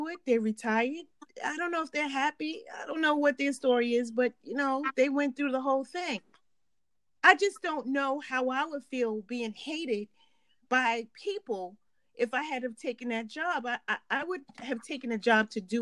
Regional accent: New York, United States; growing up in New York and being a Catholic and going to Catholic schools

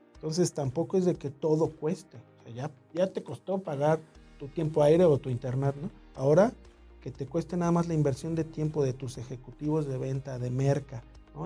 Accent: Mexico City, Mexico; nací en el DF

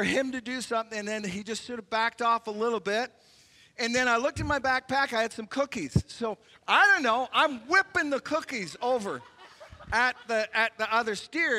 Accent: Canada; As a Canadian

